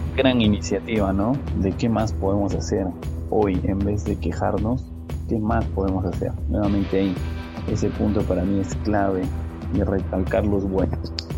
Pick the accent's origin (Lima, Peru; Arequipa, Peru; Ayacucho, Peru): Arequipa, Peru; yo soy peruano, soy arequipeño